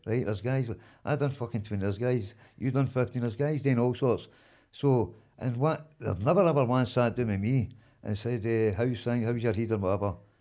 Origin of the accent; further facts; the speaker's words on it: Glasgow, Scotland, United Kingdom; I was born in Campden